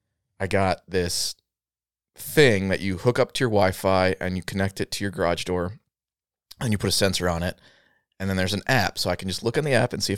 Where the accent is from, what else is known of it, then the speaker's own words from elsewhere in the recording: Canada; I'm like, you know, I'm Canadian, right?